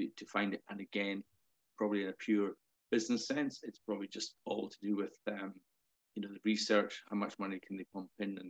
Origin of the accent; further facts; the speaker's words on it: Melrose, Scotland, United Kingdom; now in Belfast, United Kingdom; I grew up in Melrose